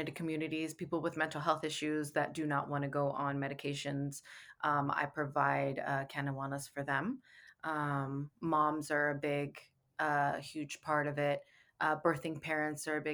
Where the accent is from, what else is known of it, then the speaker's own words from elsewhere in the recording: San Francisco Bay Area, California, United States; now in Los Angeles, United States; I live in Los Angeles. I'm originally from the Bay Area